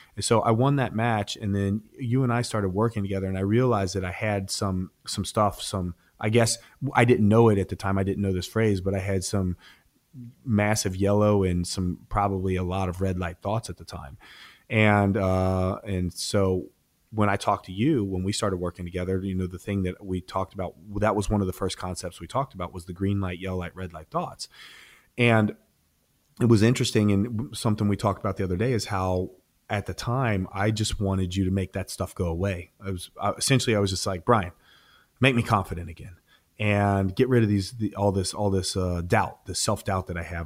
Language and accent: English; Ohio, United States; moved away; Columbus, Ohio. So I was, I was competing in my home state at the time.